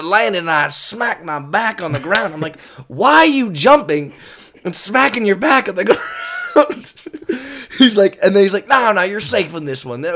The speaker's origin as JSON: {"language": "English", "region": "California", "country": "United States", "said": "we're from California"}